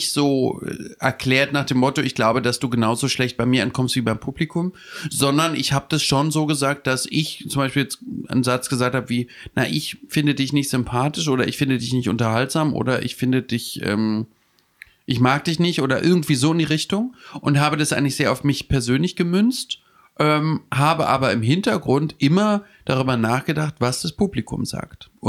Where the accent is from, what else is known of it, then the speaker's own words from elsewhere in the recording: Hamburg, Germany; ich komme von aus Hamburg, mh, hm, von der Reeperbahn äh, und so.